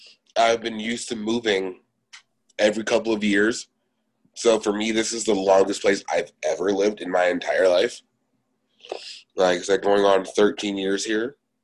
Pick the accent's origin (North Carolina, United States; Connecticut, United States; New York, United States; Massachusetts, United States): North Carolina, United States; also born or lived in Honolulu, Hawaii; I was born in Hawaii, raised in North Carolina. So North Carolina technically for me is my home.